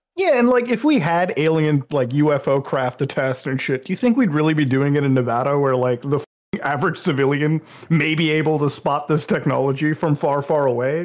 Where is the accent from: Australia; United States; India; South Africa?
India; I'm from India, so like being an Indian Muslim